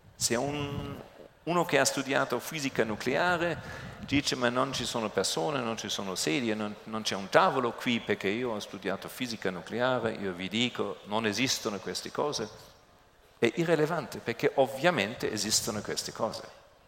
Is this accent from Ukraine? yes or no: no; Germany; Italian is a second language